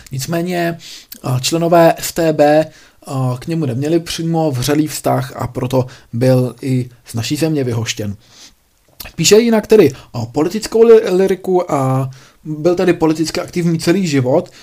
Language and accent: Czech; Czechia; u nás v Čechách